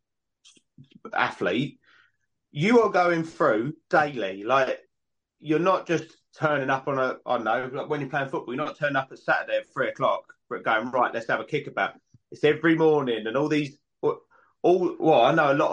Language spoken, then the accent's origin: English; United Kingdom; we're British